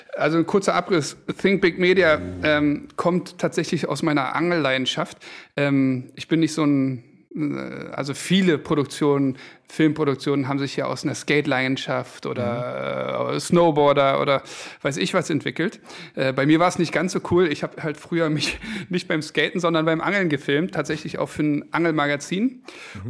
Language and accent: German; Berlin, Germany; also born or lived in Düsseldorf; Ich bin Berliner, habe aber in Düsseldorf studiert BWL